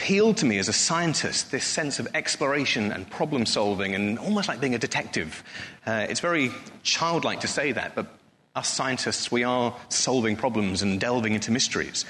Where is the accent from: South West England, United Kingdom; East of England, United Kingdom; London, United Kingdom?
East of England, United Kingdom; Norfolk; moved away as an adult; now in Bristol, United Kingdom; I grew up in Norfolk, very, very proud to be a Norfolk boy